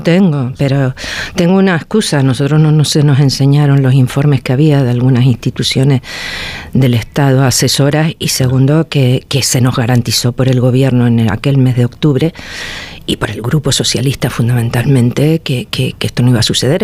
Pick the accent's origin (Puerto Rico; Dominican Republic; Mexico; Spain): Spain; Canary Islands; a mí me avergüenza como canaria, como diputada